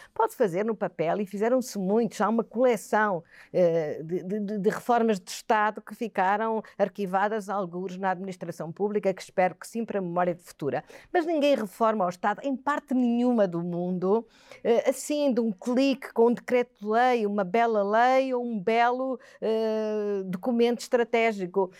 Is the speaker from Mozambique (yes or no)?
yes; Quelimane, Zambezia, Mozambique; also born or lived in Aveiro, Portugal; now in Portugal; Eu nasci em África, em Moçambique, como disse, em Climane, uma cidade eh, centro-norte de, de, Moçambique